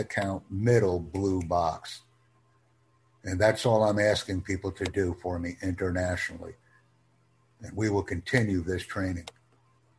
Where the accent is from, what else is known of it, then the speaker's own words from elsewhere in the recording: United States; I'm from the United States